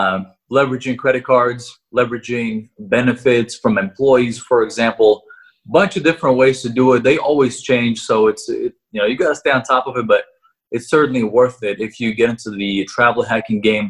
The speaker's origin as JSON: {"language": "English", "country": "Russia", "tie": "born or raised there", "moved": "yes", "lives_now": "United States", "said": "I was born in Russia, but I am living in the U.S."}